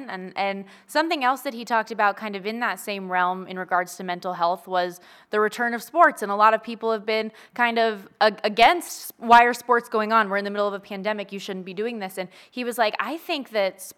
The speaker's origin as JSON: {"language": "English", "town": "Las Vegas", "region": "Nevada", "country": "United States", "tie": "born or raised there", "said": "growing up in Vegas"}